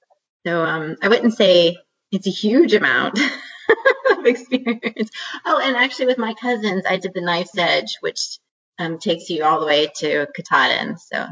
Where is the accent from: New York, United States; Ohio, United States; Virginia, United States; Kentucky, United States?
Virginia, United States; Southwest; I grew up in Southwest Virginia